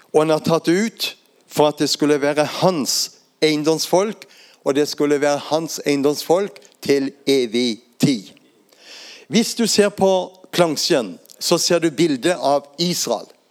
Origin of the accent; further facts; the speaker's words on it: Lindesnes, Agder, Norway; Jeg vokste opp der på Lindesnes og er vant til å stå i blåsten